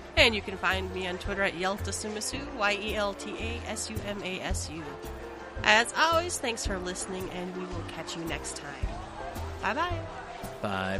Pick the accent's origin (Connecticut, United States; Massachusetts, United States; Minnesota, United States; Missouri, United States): Minnesota, United States; I'm from Minnesota